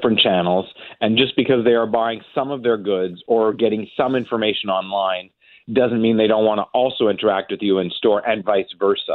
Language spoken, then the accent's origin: English; Montreal, Quebec, Canada; I grew up in Montreal